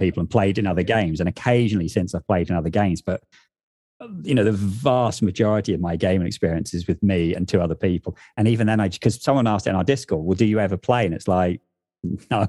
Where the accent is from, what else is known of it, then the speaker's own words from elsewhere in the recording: England, United Kingdom; moved away as an adult; now in north of England, United Kingdom; where I grew up in the South